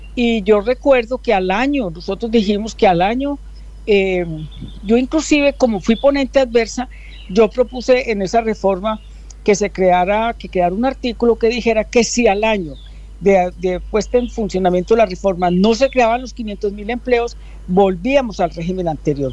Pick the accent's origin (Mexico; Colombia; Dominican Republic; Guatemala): Colombia